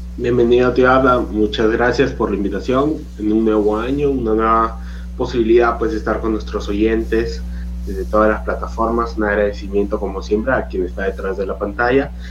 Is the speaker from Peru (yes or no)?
yes; Peru; como peruano